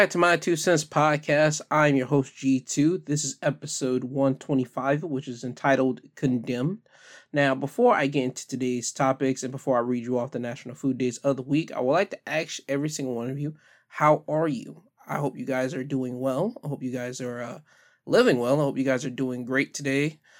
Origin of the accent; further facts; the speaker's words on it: United States; being American